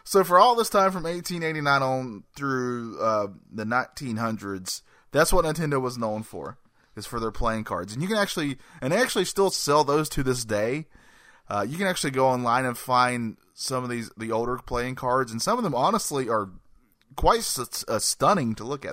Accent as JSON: {"language": "English", "region": "North Carolina", "country": "United States", "said": "I'm a man from North Carolina"}